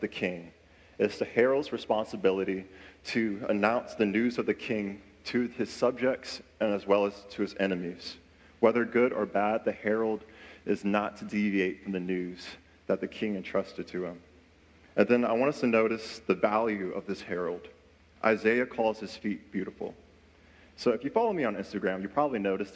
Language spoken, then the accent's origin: English; Louisa, Virginia, United States; also born or lived in Henrico County, Virginia; I was born in Henrico County, and then I moved to Louisa, and that's where I grew up most of my years